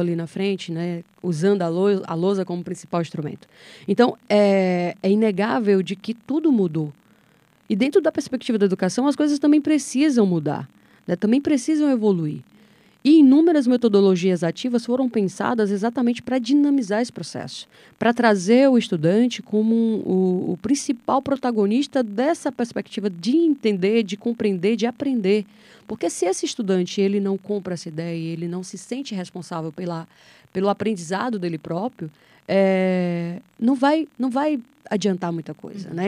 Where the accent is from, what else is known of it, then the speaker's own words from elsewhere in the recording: Apuiarés, Ceará, Brazil; Sou de Apuiarés, que é uma cidade vizinha a Pentecoste